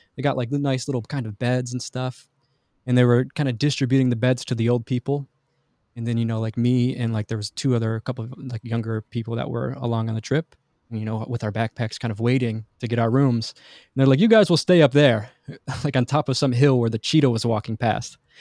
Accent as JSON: {"language": "English", "town": "Detroit", "region": "Michigan", "country": "United States", "tie": "born or raised there", "said": "I grew up in Detroit, in Michigan"}